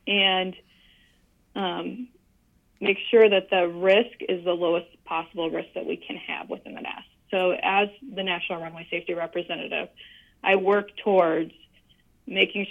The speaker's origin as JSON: {"language": "English", "region": "Northwestern Indiana", "country": "United States", "tie": "born or raised there", "also_born_or_lived": "San Antonio, Texas", "moved": "as an adult", "lives_now": "Dallas, United States", "said": "I'm originally from Northwestern Indiana"}